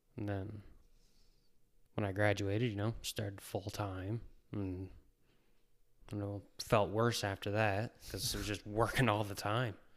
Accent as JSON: {"language": "English", "region": "New Brunswick", "country": "Canada", "tie": "born or raised there", "moved": "as an adult", "said": "I'm originally from New Brunswick, born and raised. Lived there right up until I was twenty-three."}